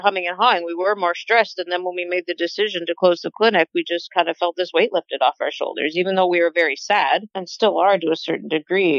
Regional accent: Lindsay, Ontario, Canada; I'm originally from Lindsay

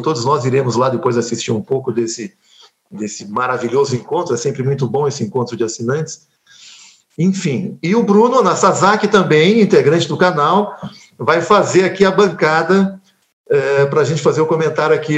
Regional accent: São Paulo, Brazil; Vila Mariana, o bairro onde eu nasci, em São Paulo

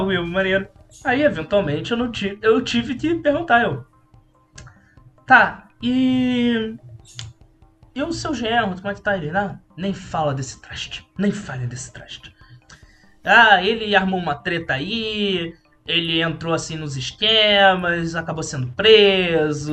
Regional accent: São Lourenço, Minas Gerais, Brazil; moved away as an adult; now in Rio de Janeiro, Brazil; eu fui criado em São Lourenço, Minas Gerais

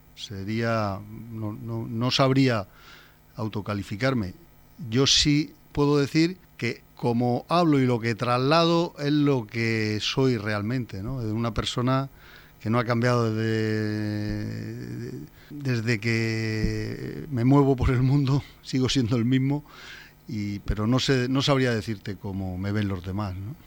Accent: Torre Pacheco, Region of Murcia, Spain; moved away as an adult; also born or lived in Madrid; me casé muy joven con una murciana, la cual la convertí en pachequera, porque nos vinimos a vivir aquí

